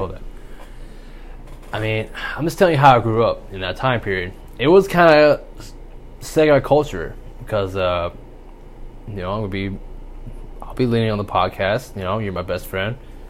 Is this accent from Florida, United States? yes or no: no; Spring Hill, Tennessee, United States; also born or lived in Murfreesboro, Tennessee; from second to seventh grade, we all of a sudden we moved from Spring Hill. We went to Murfreesboro, which is like 30 miles to an hour outside of Spring Hill.